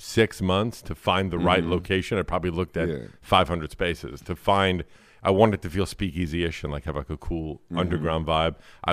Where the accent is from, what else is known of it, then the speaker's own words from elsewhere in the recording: New York City, New York, United States; I'm from here. Born and raised. Brooklyn, New York.